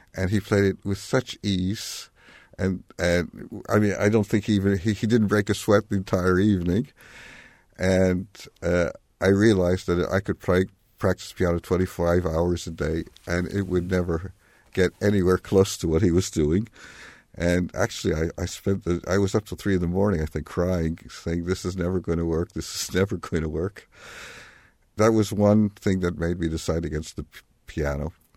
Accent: New York, United States; I was born in Manhattan

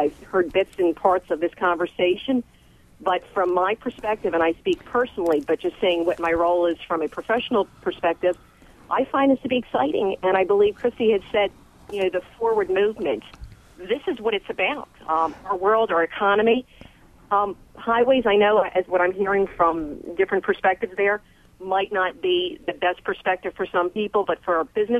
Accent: Washington, District of Columbia, United States; moved away as an adult; now in Bloomington, United States; I'm originally from the Washington, D.C. area. I've been out here living in Bloomington for about 3.5 years or so

